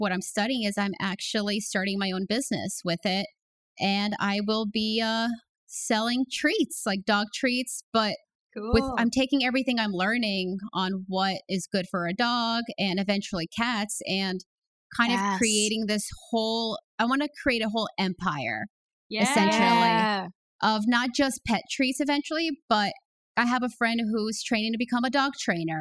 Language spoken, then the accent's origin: English; United States; I grew up in the New York, Connecticut area